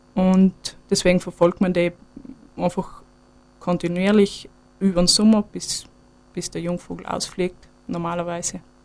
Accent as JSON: {"language": "German", "town": "Sterzing", "region": "Trentino-Alto Adige", "country": "Italy", "moved": "yes", "lives_now": "Weyer, Austria", "said": "ich komme eigentlich aus Südtirol, aus Stürzing"}